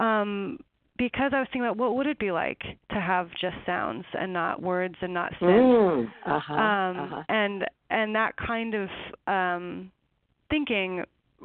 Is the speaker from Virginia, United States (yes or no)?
no; eastern Washington, United States; it's in eastern Washington, in a canyon by the Snake River.